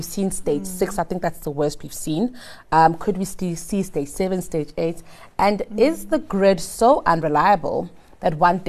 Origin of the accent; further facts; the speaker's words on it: South Africa; as a South African and a citizen who pays their taxes